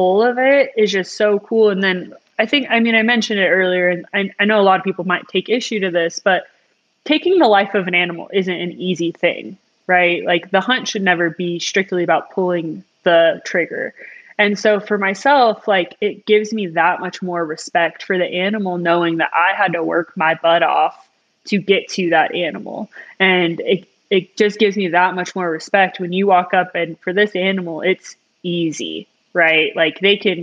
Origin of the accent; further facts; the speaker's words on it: Colorado, United States; growing up in Colorado, I was always near the mountains